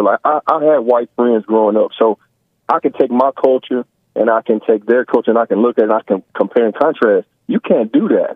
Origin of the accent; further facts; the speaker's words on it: United States; now in Kentucky, United States; I'm from America.